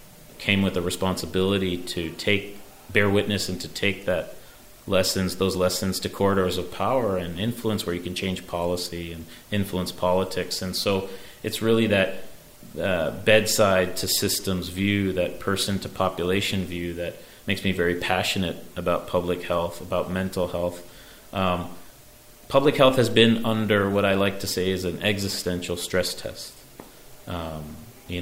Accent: Chicago, Illinois, United States; now in New York, United States; growing up in Chicago

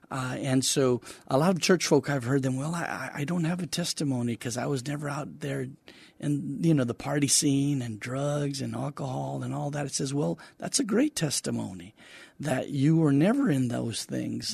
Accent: Donna, Texas, United States; moved away as an adult; also born or lived in Weslaco, Texas; now in San Antonio, United States; I lived in Donna, Texas until I was about twenty-one when I got married

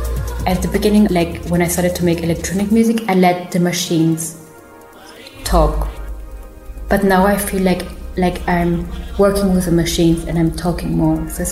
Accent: Germany; English is a second language; Like, I grew up in Germany, so I'm very rational as well, you know, like.

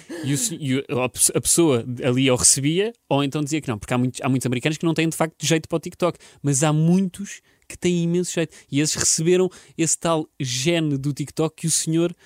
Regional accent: Portugal; nós, portugueses

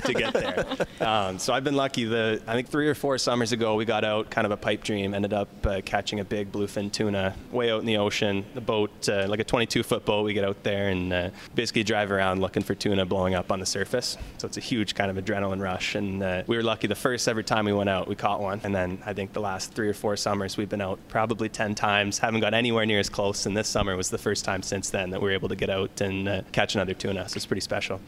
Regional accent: Ottawa, Ontario, Canada; I grew up in the Westboro area, so 10, 15 minutes right from downtown.

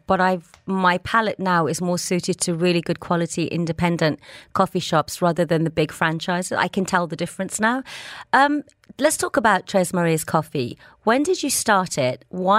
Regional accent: England, United Kingdom; now in Dubai, United Arab Emirates; growing up in England, a lot of us mainly just drink tea.

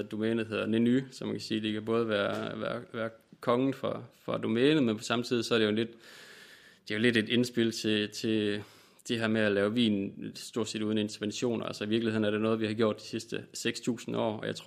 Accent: Vejle, Southern Denmark, Denmark; Jeg kommer fra Vejle.

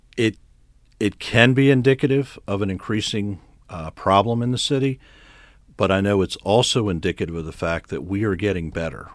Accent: Harford County, Maryland, United States; also born or lived in Baltimore; I was born in Baltimore. I actually grew up in Harford County.

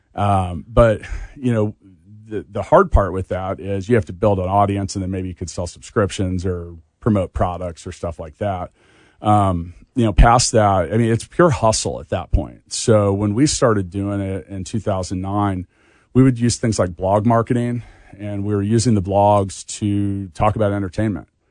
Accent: Leawood, Kansas, United States; I grew up in Leawood

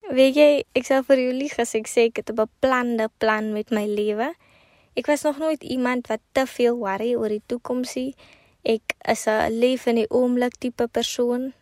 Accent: Kakamas, Northern Cape, South Africa; also born or lived in Potchefstroom; Ek kom van Agenhuis in die Noord-Kaap

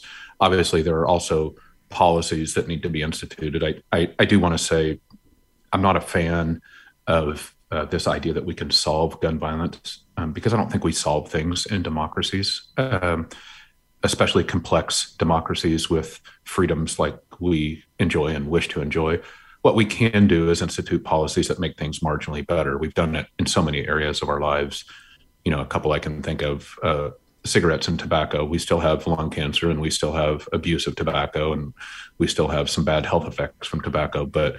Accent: Montana, United States; We've seen it in Michigan and Kentucky and Virginia, my home state of Montana.

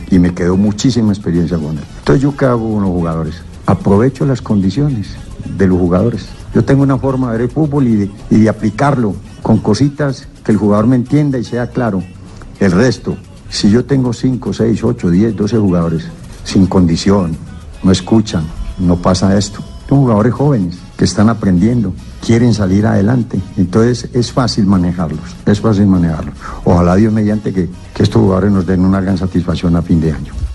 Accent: Manizales, Caldas, Colombia; moved away

